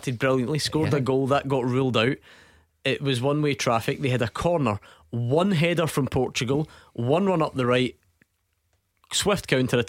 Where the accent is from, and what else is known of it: Scotland, United Kingdom